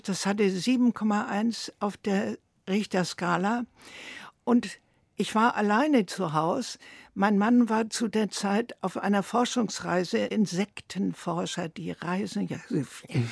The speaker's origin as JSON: {"language": "German", "country": "Germany", "also_born_or_lived": "Tehran, Iran", "moved": "as an adult", "said": "mich als Deutsche"}